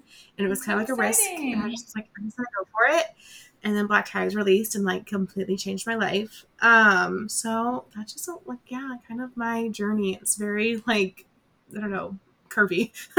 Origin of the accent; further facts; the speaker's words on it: Colorado, United States; like I grew up in Colorado, grew up going to Colorado once we moved.